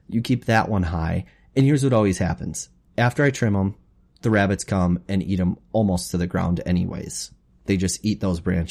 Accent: Wapakoneta, Ohio, United States; We grew up in Wapaka

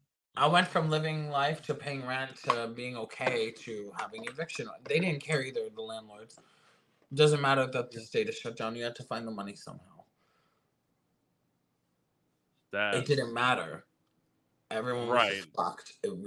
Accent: Florida, United States; also born or lived in California; You know, I'm from Florida, you know, not originally, but this is where I did grow up and my drag career did start and take off.

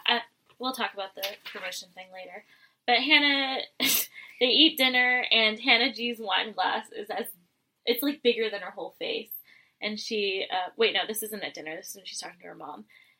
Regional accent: San Luis Obispo, California, United States; growing up in San Luis Obispo area.

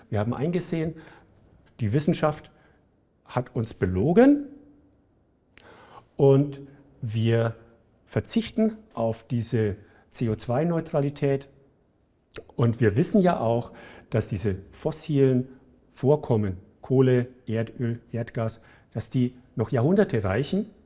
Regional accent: Bavaria, Germany; Ich komme aus der Gegend in Bayern, die, als ich da aufgewachsen bin, die schlechteste Luft hatte in Bayern.

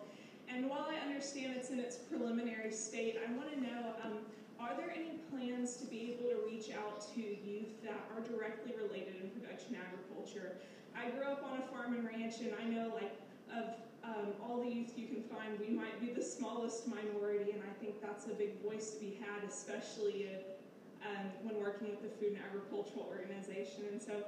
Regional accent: Texas, United States; I am from Texas in the United States, and as a young person

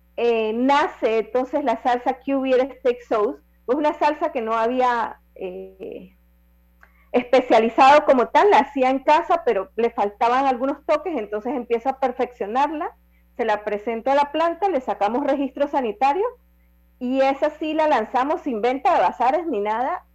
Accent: Las Tablas, Los Santos, Panama; en mi tierra santeña en las tablas

